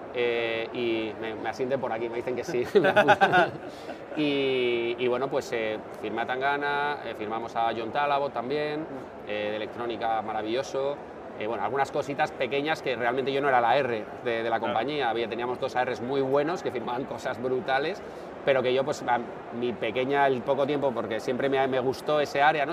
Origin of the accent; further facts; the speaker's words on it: San Sebastián, Basque Country, Spain; also born or lived in Bilbao / Navarre; yo soy de San Sebastián